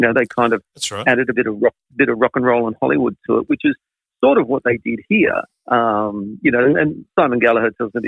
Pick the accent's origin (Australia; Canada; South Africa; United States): Australia; Sydney, New South Wales; I was a Sydney, Western Suburbs kid growing up in Sydney in the 70s.